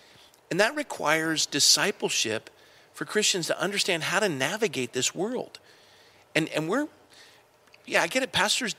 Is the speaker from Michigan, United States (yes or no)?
no; Coronado, California, United States; When I was a kid growing up in Coronado, naval officer, my dad